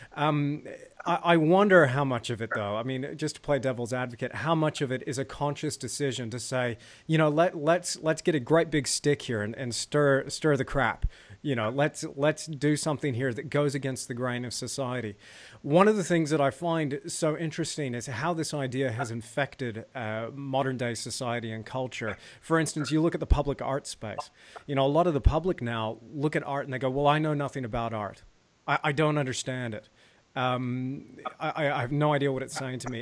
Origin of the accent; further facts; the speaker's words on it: United States; moved away as an adult; now in New Zealand; we're both American